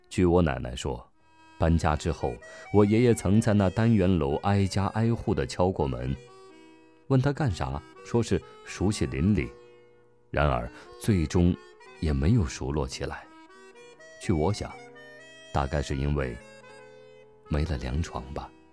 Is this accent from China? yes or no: yes; Jiangnan, China; 我生在竹林茂密的江南之地